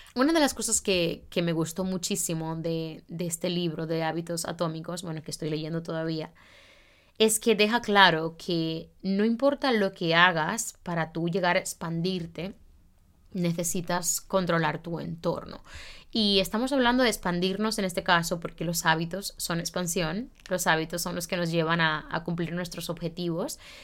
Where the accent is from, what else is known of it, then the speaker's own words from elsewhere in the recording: Santiago de los Caballeros, Santiago, Dominican Republic; moved away as an adult; also born or lived in Madrid, Spain; now in Barcelona, Spain; Yo soy santiaguera